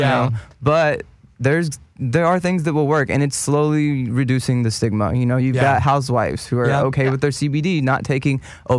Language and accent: English; the Bible Belt, United States; just you even saying pastor just rings so many bells growing up in the Bible Belt.